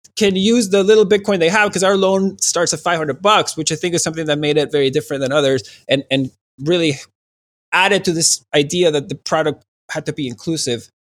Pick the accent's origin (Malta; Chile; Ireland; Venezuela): Venezuela; moved away; in Venezuela